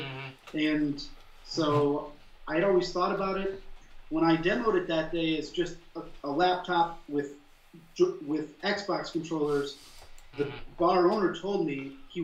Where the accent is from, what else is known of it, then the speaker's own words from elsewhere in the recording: Iowa, United States; moved away as an adult; also born or lived in San Francisco; I lived in San Francisco as a software developer, and I planned to move back to my hometown in Iowa